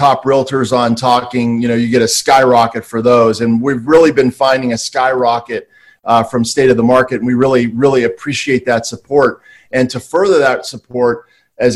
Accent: East Coast, United States; now in Santa Monica, United States; I'm from the East Coast.

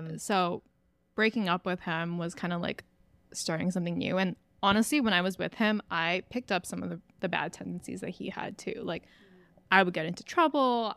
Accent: Hawaii, United States; moved away as an adult; I'm from Hawaii

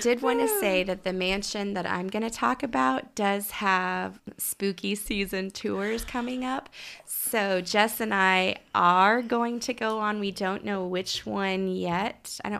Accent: Oklahoma City, Oklahoma, United States; I grew up in the Oklahoma City area, so this is kind of like near and dear to me.

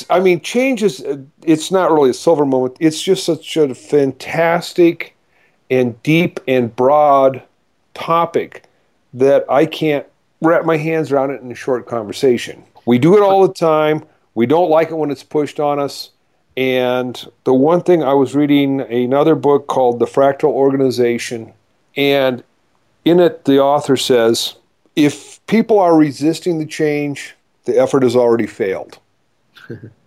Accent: South Dakota, United States; now in Maggie Valley, United States; I'm from South Dakota, and we're Midwest.

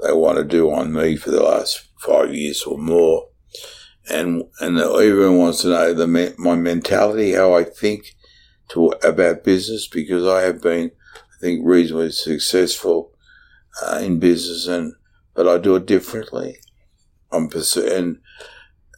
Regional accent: Brunswick, Victoria, Australia; because I came from Brunswick and trained in Brunswick

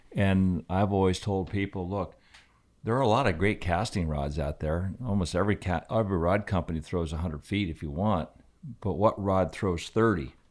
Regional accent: Aspen, Colorado, United States; my whole life growing up in Aspen was basically a skier

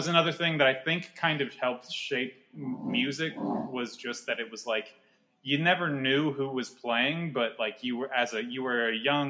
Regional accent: Vacaville, California, United States; In Vacaville.

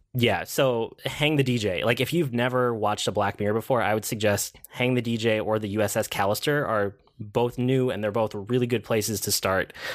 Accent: Minnesota, United States; I'm Minnesotan.

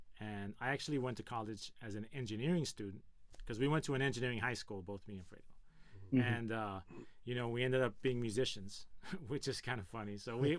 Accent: Gardena, California, United States; I'm from Gardena, California. My parents bought this house that I'm in, this garage, in 1973

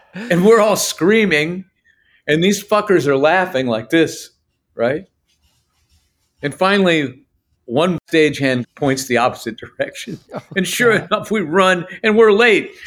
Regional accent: northeastern Ohio, United States; our hometown, is northeastern Ohio

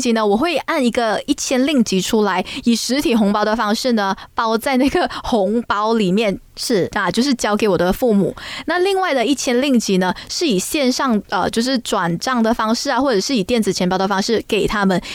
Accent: Malaysia; 我们马来西亚人

